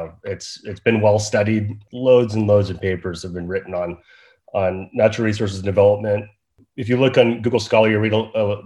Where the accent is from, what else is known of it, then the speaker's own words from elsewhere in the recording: Northern California, United States; moved away as an adult; also born or lived in Wyoming; I grew up in Northern California, just a few hours away from Reno